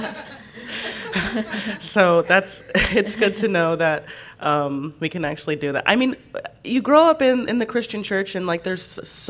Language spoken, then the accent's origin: English; United States; I am an American and I only speak one language